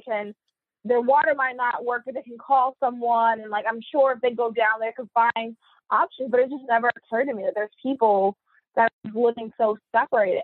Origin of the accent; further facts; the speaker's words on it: Charlotte, North Carolina, United States; moved away as an adult; also born or lived in New Jersey / Virginia Beach; I'm born and raised in Charlotte